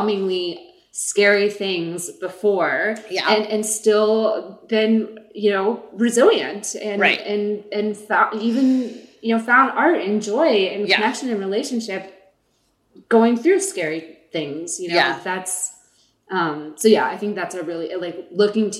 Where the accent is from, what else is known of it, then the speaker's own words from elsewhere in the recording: Deep South, United States; I'm from the Deep South and unfortunately my family wasn't on the right side of history